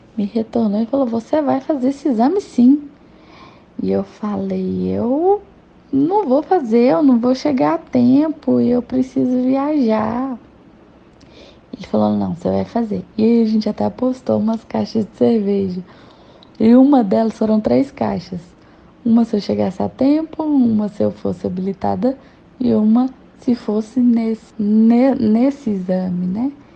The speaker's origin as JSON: {"language": "Portuguese", "town": "Betim", "region": "Minas Gerais", "country": "Brazil", "said": "sou de Betim, Minas Gerais"}